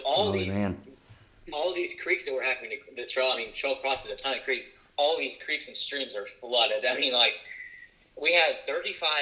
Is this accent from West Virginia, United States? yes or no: yes; West Virginia, United States; we grew up in West Virginia.